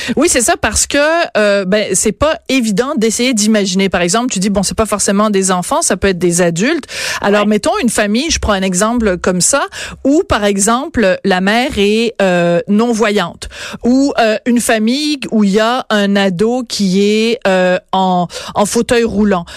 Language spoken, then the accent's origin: French; Quebec, Canada; chez nous, à Québec